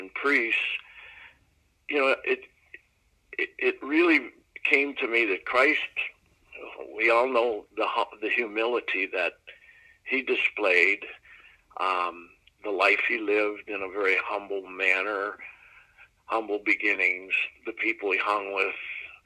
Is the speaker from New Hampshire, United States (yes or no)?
no; Green Bay, Wisconsin, United States; also born or lived in Pittsburgh, Pennsylvania; I grew up in Pittsburgh, PA.